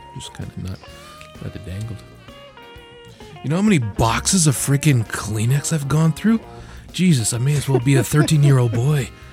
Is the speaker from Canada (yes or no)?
yes; Canada; as a Canadian